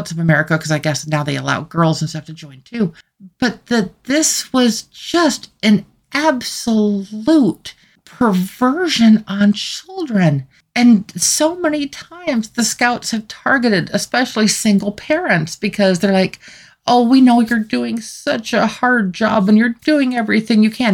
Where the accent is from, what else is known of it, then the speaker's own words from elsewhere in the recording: United States; as an American citizen